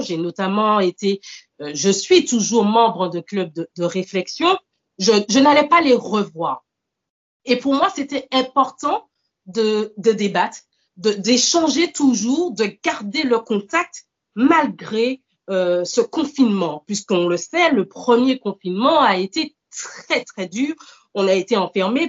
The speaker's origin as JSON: {"language": "French", "country": "Martinique", "also_born_or_lived": "mainland France", "moved": "as an adult", "lives_now": "France", "said": "je suis originaire de, la Martinique. Ça fait cinq ans que je vis actuellement en France hexagonale"}